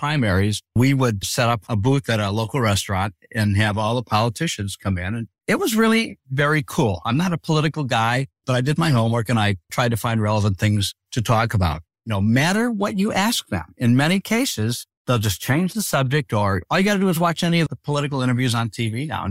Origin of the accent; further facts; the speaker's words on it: Detroit, Michigan, United States; because he knew I was from Detroit and he was talking to me about his favorite Coney Island hot dog place in Detroit.